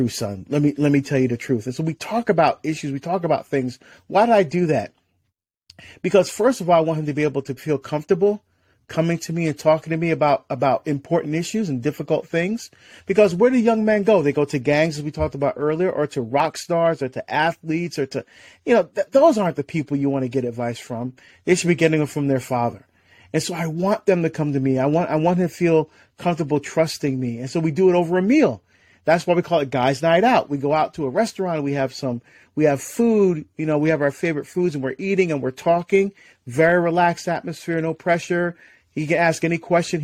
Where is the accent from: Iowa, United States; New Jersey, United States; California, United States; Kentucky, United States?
New Jersey, United States; also born or lived in Barbados; now in Oregon, United States; I'm from New Jersey, the state of New Jersey originally, right across the river from New York.